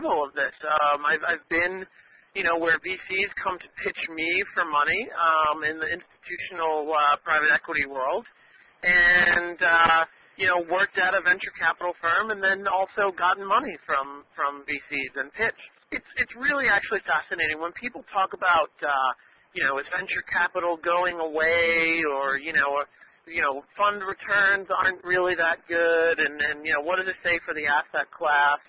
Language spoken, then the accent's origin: English; New York City, New York, United States; I grew up here in Brooklyn